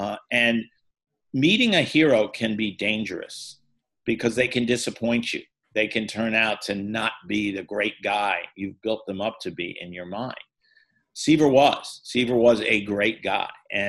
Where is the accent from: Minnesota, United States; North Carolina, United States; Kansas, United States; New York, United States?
New York, United States; New York City; I grew up in New York City.